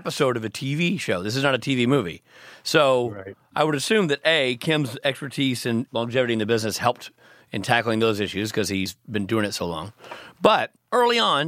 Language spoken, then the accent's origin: English; Nashville, Tennessee, United States; I'm from Nashville